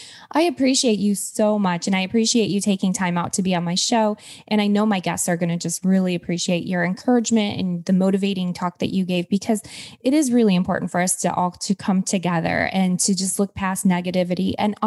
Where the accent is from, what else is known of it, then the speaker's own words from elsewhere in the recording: United States; born there; I was born here in the United States.